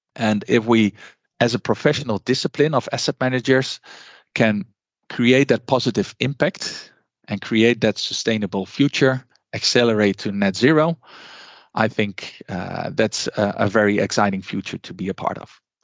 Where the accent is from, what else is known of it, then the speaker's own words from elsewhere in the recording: Netherlands; I'm from the Netherlands